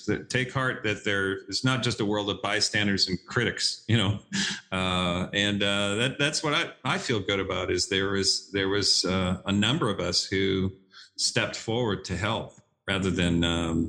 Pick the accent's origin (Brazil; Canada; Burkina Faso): Canada; now in Dallas, United States; I'm a Canadian who met a Texas gal. I live in Dallas